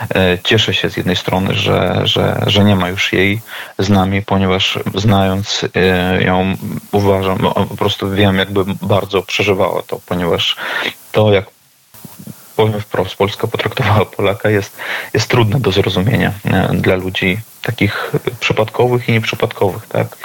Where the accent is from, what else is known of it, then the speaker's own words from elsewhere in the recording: Vasilishki, Grodno Region, Belarus; moved away; Pochodzę z Wasiliczek e, na Grodzieńszczyźnie